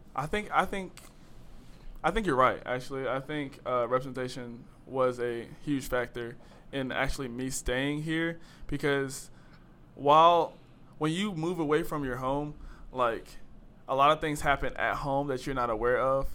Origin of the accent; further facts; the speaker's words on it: Greensboro, North Carolina, United States; moved away; I'm from Greensboro, North Carolina